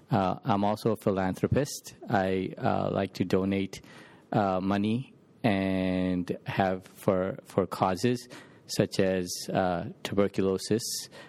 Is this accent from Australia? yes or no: no; Indore, Madhya Pradesh, India; now in Memphis, United States; One place is my hometown in India, Indore.